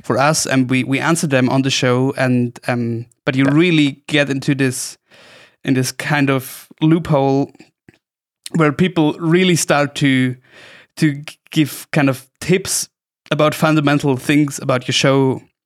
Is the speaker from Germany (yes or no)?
yes; Oberstdorf, Bavaria, Germany; my hometown, Oberstdorf